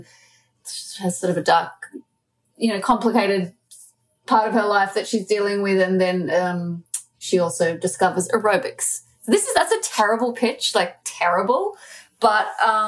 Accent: Australia; being Australian

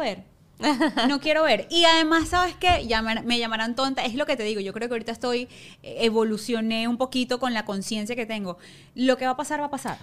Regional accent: Ciudad Guayana, Bolívar, Venezuela; moved away as an adult; now in Caracas, Venezuela; vivía en Guayana

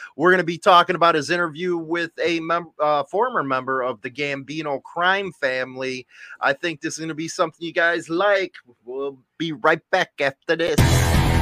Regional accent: Chicago, Illinois, United States; where I grew up in Chicago

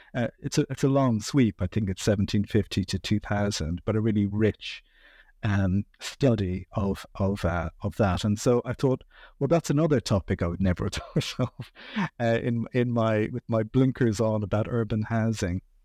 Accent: Dublin, Leinster, Ireland; I grew up in Dublin. I've lived here most of my life

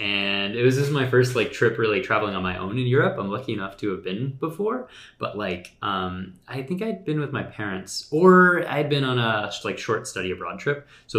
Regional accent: Virginia, United States; now in Memphis, United States; I grew up in Northern Virginia, so it was kind of like, that's sort of my home sphere.

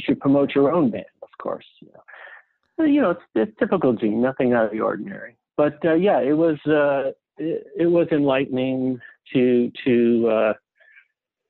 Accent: Cleveland, Ohio, United States; Eric and I are not only from the same city, but from the same high school

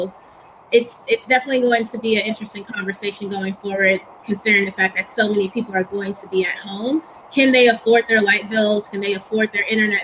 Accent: Texas, United States; I'm from Texas

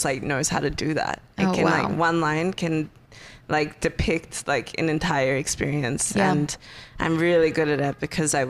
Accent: Perth, Western Australia, Australia; moved away as an adult; now in Los Angeles, United States; I grew up in Perth, and so it's always sunny

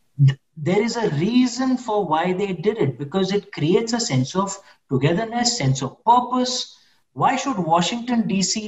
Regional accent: India; moved away as an adult; now in United Kingdom; I'm an Indian, I'm a Hindu

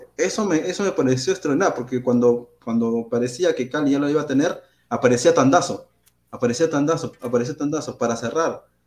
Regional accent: Peru

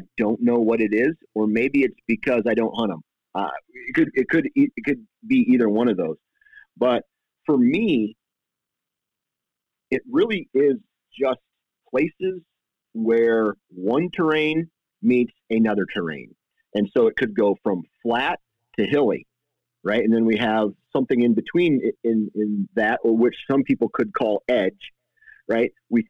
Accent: Iowa, United States; and I am from Iowa, so I usually hunt a big

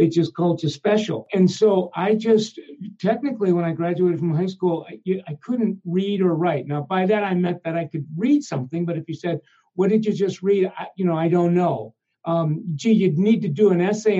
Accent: Minneapolis, Minnesota, United States; also born or lived in Omaha, Nebraska; in the second grade, we moved to Minneapolis, St. Paul, and then, you know, a new housing project.

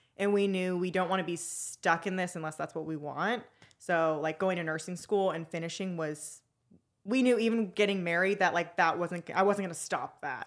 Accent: Arizona, United States; I'm been born and raised in Arizona

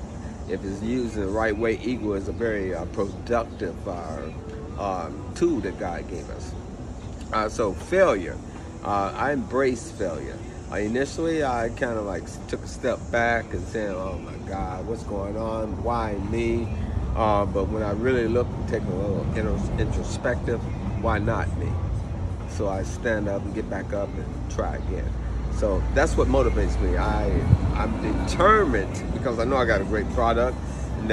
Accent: Chicago, Illinois, United States; I'm from Chicago, Illinois.

